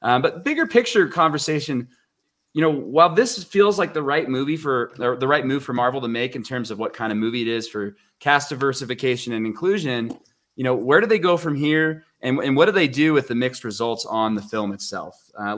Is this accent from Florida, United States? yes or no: no; Texas, United States; I'm from Texas.